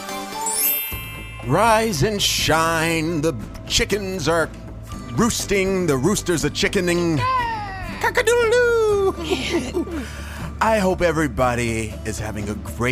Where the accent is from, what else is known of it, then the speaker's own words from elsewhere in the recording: New Orleans, Louisiana, United States; moved away as an adult; now in Tampa, United States; I'm from New Orleans